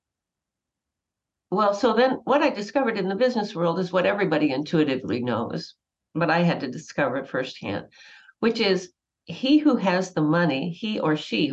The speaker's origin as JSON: {"language": "English", "town": "Wauwatosa", "region": "Wisconsin", "country": "United States", "tie": "born or raised there", "said": "I grew up in Wauwatosa, Wisconsin"}